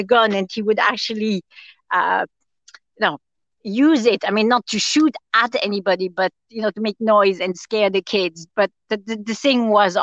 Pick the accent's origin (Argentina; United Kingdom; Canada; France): France; also born or lived in Austria; now in Tipperary, Ireland; I grew up in France and would have gone to Austria a good bit as a kid as well, because I'd have family there.